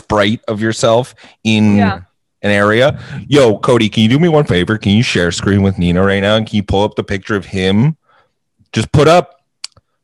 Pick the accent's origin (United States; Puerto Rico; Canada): Canada; we're Canadian